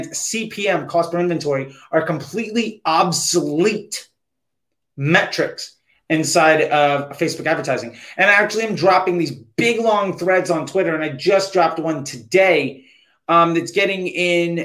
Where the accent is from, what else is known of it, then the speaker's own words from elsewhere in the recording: United States; as an American